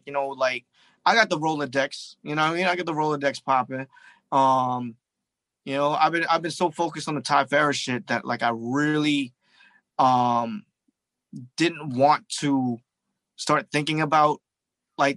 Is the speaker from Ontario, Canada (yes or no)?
yes; Toronto, Ontario, Canada; I'm from Toronto too